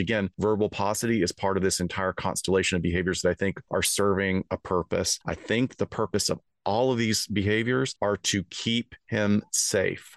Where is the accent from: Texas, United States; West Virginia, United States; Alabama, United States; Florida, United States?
Alabama, United States; moved away; I'm from Alabama originally